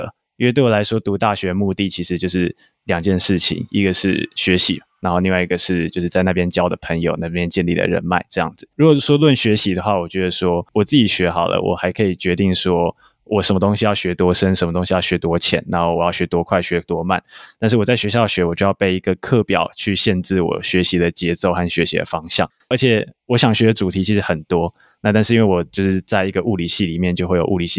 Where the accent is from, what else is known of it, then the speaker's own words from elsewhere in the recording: Tainan, Taiwan; 我是台南人，然后以前是台南一中毕业的学生。